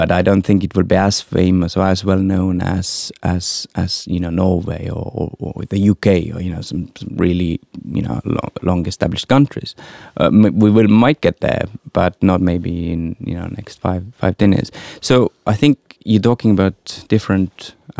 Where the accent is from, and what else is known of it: Estonia; moved away; also born or lived in London